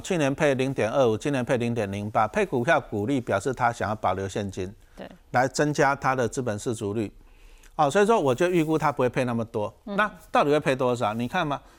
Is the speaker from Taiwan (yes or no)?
yes; Taiwan; 我们台湾话